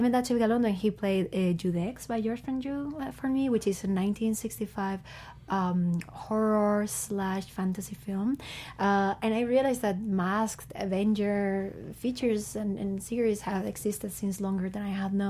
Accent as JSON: {"language": "English", "town": "Bilbao", "region": "Basque Country", "country": "Spain", "tie": "born or raised there", "said": "I'm from Bilbao, which is a small town in the north of Spain."}